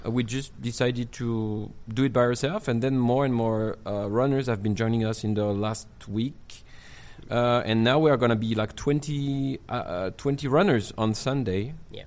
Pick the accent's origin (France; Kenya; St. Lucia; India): France; Marseille, Provence-Alpes-Côte d'Azur; English is a second language; now in Chongqing, China; I'm from Provence. You know, uh, Marseille